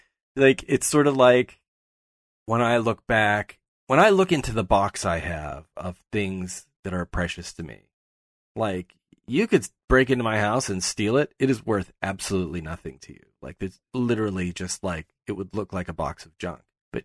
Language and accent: English; Pittsburgh, Pennsylvania, United States; moved away; I'm from Pittsburgh. Pittsburghers are very proud of their town. And, you know, I've lived away from there for much longer now than I live there.